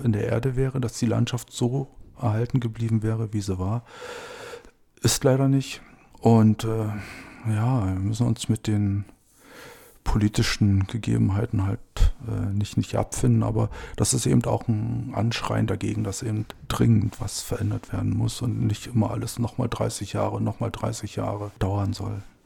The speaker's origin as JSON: {"language": "German", "town": "Hoyerswerda", "region": "Saxony", "country": "Germany", "tie": "born or raised there", "moved": "yes", "lives_now": "Brandenburg, Germany", "said": "Ich bin in Hoyerswerda aufgewachsen"}